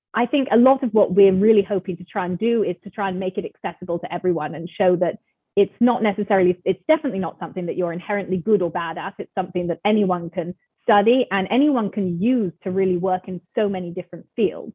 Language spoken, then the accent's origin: English; England, United Kingdom; moved away; also born or lived in California; I'm from England originally. I was born there, um, grew up there, and then I moved with my family to, to California. So I spent some time growing up in California as well.